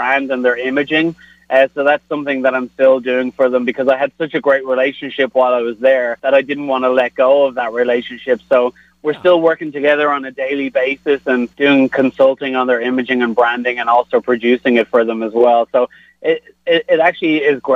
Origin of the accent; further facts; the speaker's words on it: Dublin, Leinster, Ireland; also born or lived in South Bend, Indiana; now in Kansas City, United States; I'm from Dublin in Ireland